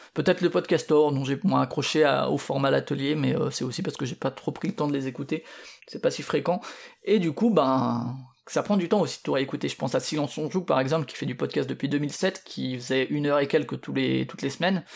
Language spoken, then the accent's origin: French; Paris region, Île-de-France, France; moved away; also born or lived in Strasbourg; moi je viens de Paris, de la région parisienne disons